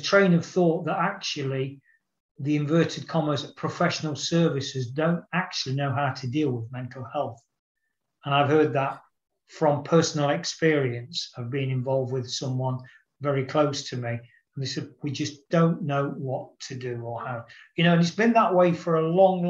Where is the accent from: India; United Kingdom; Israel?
United Kingdom; Nottingham, East Midlands; born or raised there